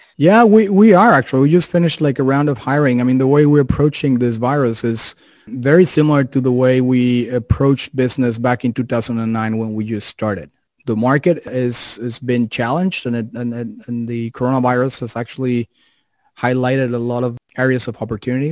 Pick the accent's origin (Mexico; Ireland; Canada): Mexico; moved away; I'm originally from Mexico